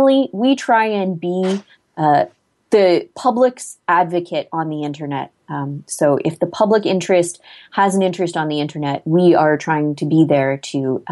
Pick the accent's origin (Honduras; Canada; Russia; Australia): Canada; as a Canadian